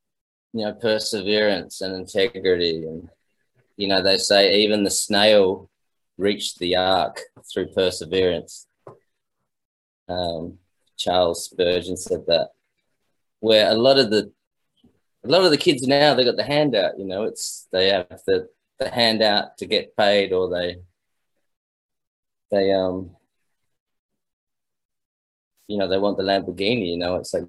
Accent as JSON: {"language": "English", "country": "Australia", "tie": "born or raised there", "said": "It was great because my father's a musician, so I grew up in pubs and clubs and the classic Australian beer gardens"}